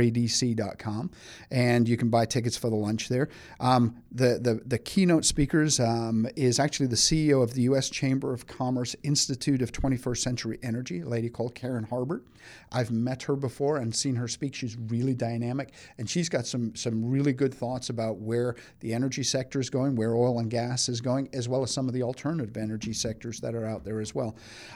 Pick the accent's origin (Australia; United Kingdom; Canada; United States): United Kingdom; England; I'm originally from England, but I don't know. Nobody ever gets that from the accent anymore.